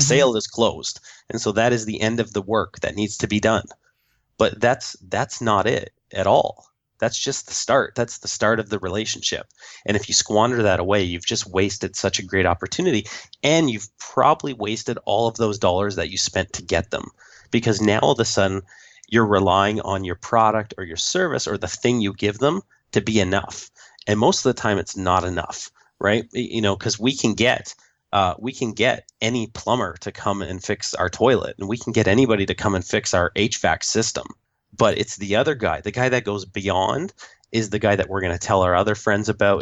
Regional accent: Canada; I am the Canadian

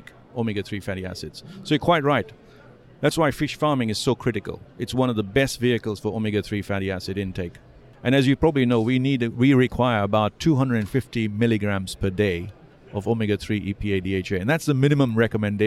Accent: Mombasa, Mombasa County, Kenya; moved away as an adult; also born or lived in United Kingdom; I grew up in Mombasa, which is off the coast of Kenya

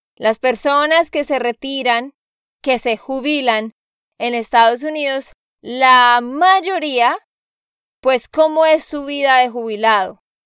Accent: Santander, Colombia; de Santander, Colombia

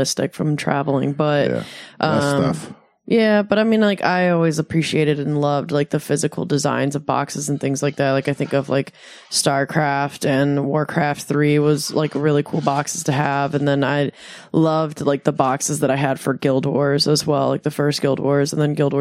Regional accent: Michigan, United States; moved away as an adult; also born or lived in Detroit, Michigan / Phoenix, Arizona; now in San Diego, United States; Growing up in Michigan

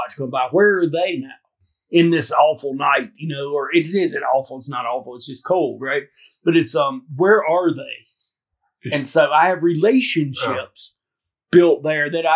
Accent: Alabama, United States; moved away as an adult; I grew up in Alabama

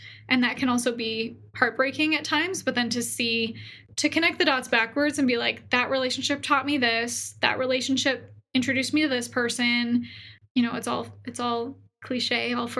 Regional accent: Canada; now in Boise, United States; I moved from Canada to Boise, Idaho, and there's a great entrepreneur community here

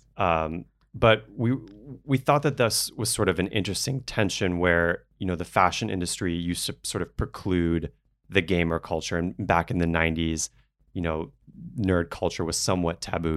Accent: New Orleans, Louisiana, United States; moved away; I grew up in New Orleans

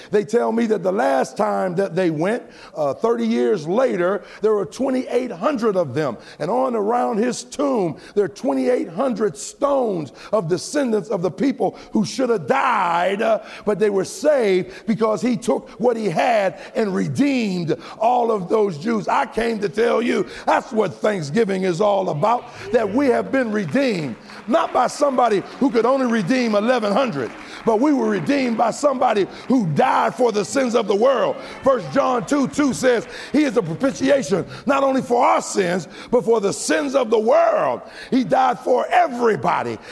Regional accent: United States; I'm American

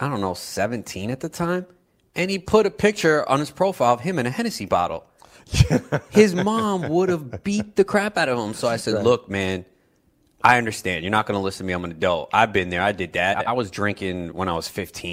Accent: New York City, New York, United States; Growing up in New York, baby, in Queens

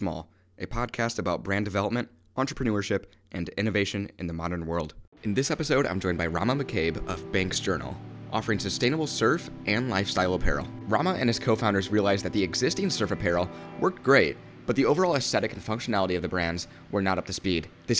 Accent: Indiana, United States; moved away as an adult; now in Los Angeles, United States; So I'm actually from Indiana, but I in Los Angeles. I moved to Los Angeles last month

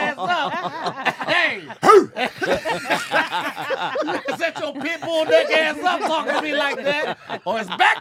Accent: New York, United States; I'm from New York.

